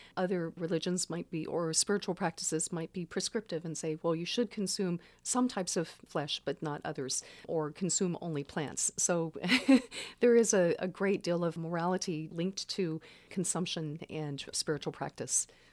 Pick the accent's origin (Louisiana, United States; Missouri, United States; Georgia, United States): Louisiana, United States; Baton Rouge; now in Santa Cruz, United States; I grew up in Baton Rouge